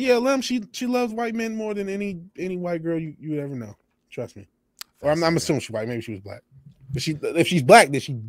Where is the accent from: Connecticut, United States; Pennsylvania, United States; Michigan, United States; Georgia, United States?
Michigan, United States; Apparently my home state is into it. Michigan is into it.